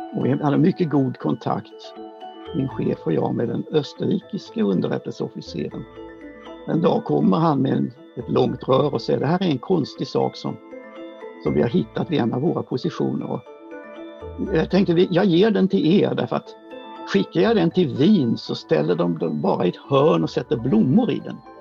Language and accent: Swedish; Sweden; vi är svenskar